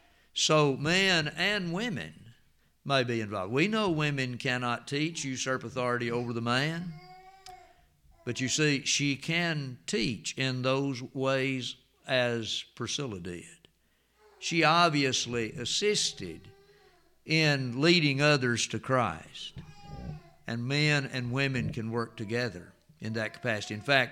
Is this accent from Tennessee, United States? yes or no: yes; Antioch, Tennessee, United States; Some of you remember Miss Dixie and Mr. Donald from down on Flint's Creek, went to Antioch where I grew up in Jackson County.